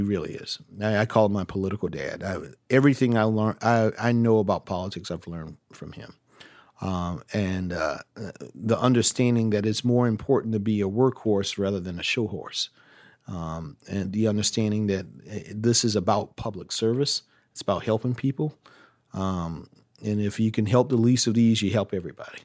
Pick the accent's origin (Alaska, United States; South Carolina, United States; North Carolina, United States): South Carolina, United States; Orangeburg; a black kid growing up in a town like Orangeburg, my hometown